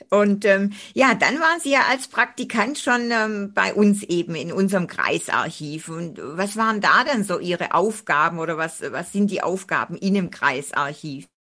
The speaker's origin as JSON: {"language": "German", "town": "Göppingen", "region": "Baden-Württemberg", "country": "Germany", "tie": "born or raised there", "said": "sind wir beide ja im Reusch aufgewachsen"}